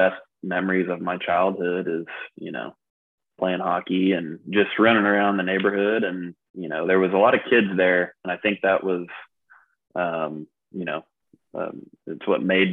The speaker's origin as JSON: {"language": "English", "town": "Tulsa", "region": "Oklahoma", "country": "United States", "said": "I'm from here."}